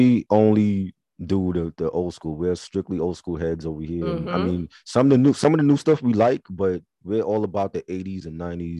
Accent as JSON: {"language": "English", "town": "New York City", "region": "New York", "country": "United States", "said": "I'm from New York. I'm from Brooklyn."}